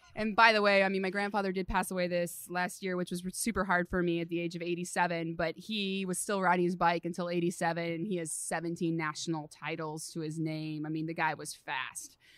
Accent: Redding, California, United States; also born or lived in Los Alamos, California / Abilene, Texas; born on a cattle ranch, uh, in Los Alamos, California, so pretty far from civilization, and then grew up the rest in Redding, California, so super NorCal

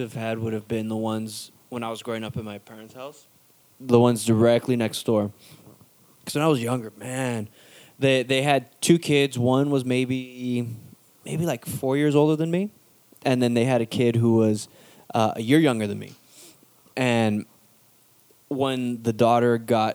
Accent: Los Angeles, California, United States; living in LA, growing up in East LA, Boyle Heights at my grandma's

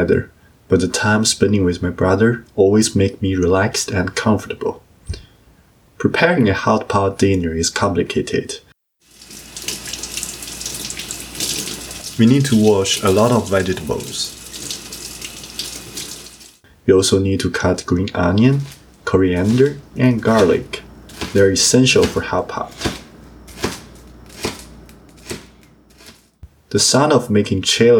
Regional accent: Beijing, China; now in Ottawa, Canada; the hot pot restaurant that I used to go to with my parents in Beijing

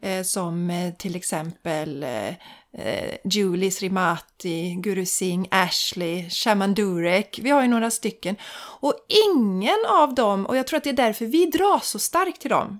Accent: Sweden; jag och min svägerska, vi var de enda från Sverige

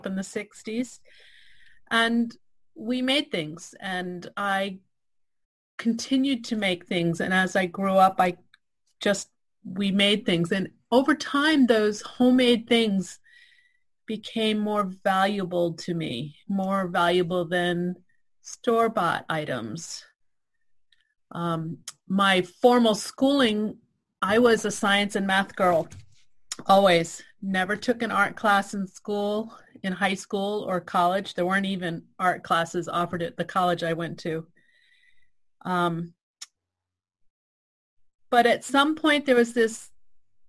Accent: Piscataquis River, Maine, United States; growing up on the Piscataquis River

